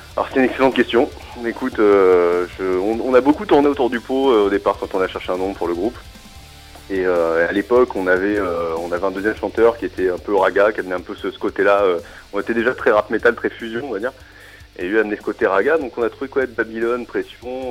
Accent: Strasbourg, Grand Est, France; je suis Strasbourgeois

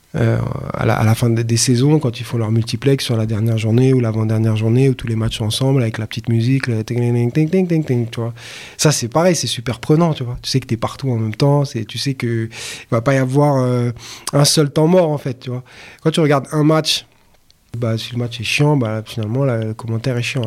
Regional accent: Paris, Île-de-France, France; je suis parisien. J'ai grandi dans le, dans le 18e arrondissement.

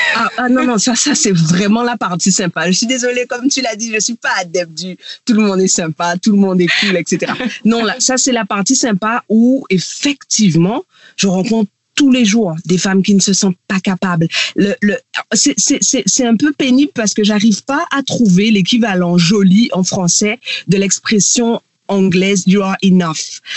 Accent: Guadeloupe; now in Réunion; je suis guadeloupéenne et je vis à La Réunion

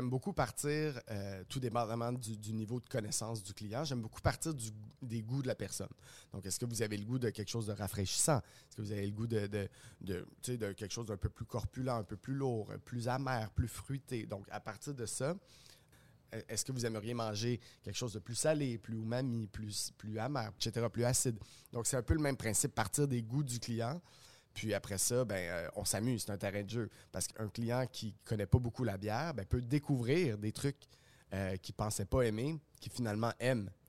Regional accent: Montreal, Quebec, Canada; On est fiers, je trouve, en tant que Montréalais et en tant que Québécois aussi, de consommer local.

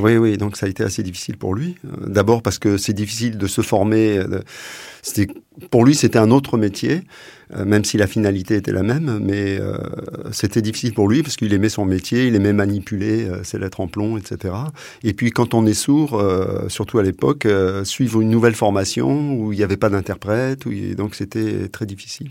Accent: Essonne, Paris region, Île-de-France, France; moved away as an adult; je suis né en région parisienne, dans l'Essonne, et j'y ai vécu euh, jusqu'à euh, jusqu'à ce que ce, je sois jeune adulte

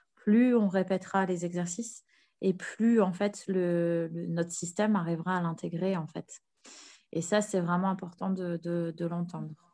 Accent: Nord, Hauts-de-France, France; moved away; also born or lived in Paris, France / Canada; je me suis réinstallée sur l'île, vu que je suis originaire du Nord

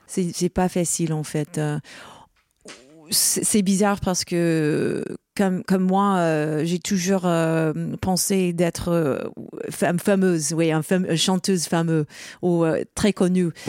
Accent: Rochester, New York, United States; French is a second language; moved away; je viens de Rochester, New York. C'est l'état de New York.

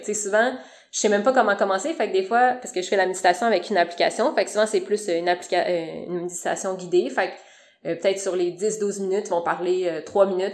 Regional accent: Sherbrooke, Quebec, Canada; moved away as an adult; now in Montreal, Canada; j'ai étudié à Sherbrooke, fait que je viens de Sherbrooke

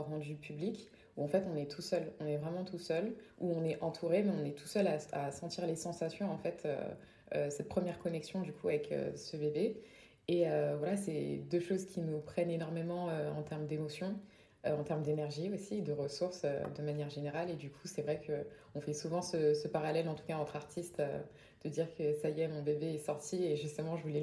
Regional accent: Île-de-France, France; accent: Parisian; En tout cas, dans mon accent français, puisque euh, du coup, j'ai l'accent parisien.

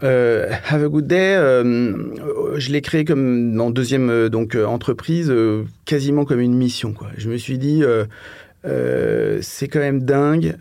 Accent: Paris, Île-de-France, France; also born or lived in London; Euh, je suis parisien. Euh, et donc, euh, bah, j'ai passé quasiment toute ma, vie à Paname.

